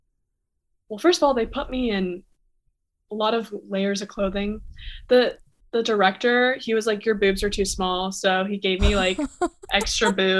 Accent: South Florida, United States; moved away as an adult; also born or lived in Toronto, Canada; now in New York City, United States; I'm originally from Toronto, Canada, but I grew up in South Florida and now I live in New York

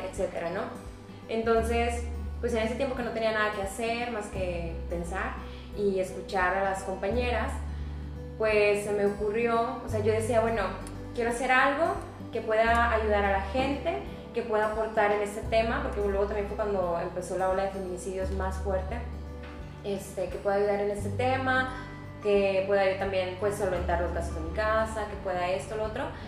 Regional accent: Monterrey, Nuevo León, Mexico; soy de aquí de Monterrey

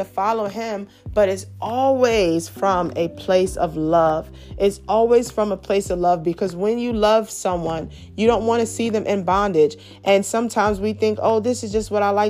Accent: New York City, New York, United States; I grew up in Brooklyn. I grew up in a very busy city, Brooklyn, New York

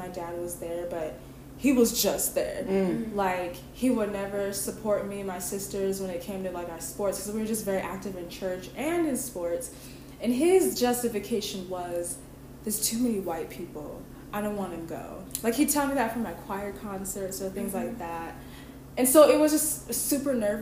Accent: Utah, United States; I'm from Utah, and it's just very different just being in a predominantly white area

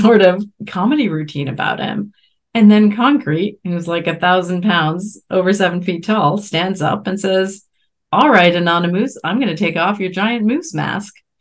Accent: Canada; moved away; I grew up in Canada and we watched Musique Plus

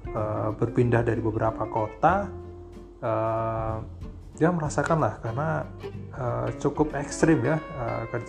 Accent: Java, Indonesia; ya panggil uh, Mas aja karena saya orang Jawa.

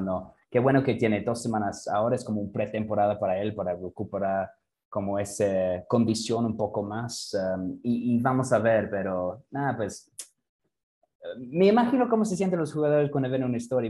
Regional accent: England, United Kingdom; Spanish is a second language; moved away as an adult; now in Mexico; en Inglaterra, cuando yo era niño

